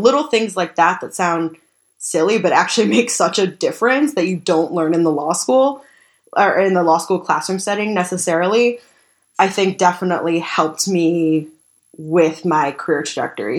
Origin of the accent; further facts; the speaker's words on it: Tucson, Arizona, United States; moved away as an adult; now in Washington, D.C., United States; I grew up in Tucson, Arizona, where immigration is very contentious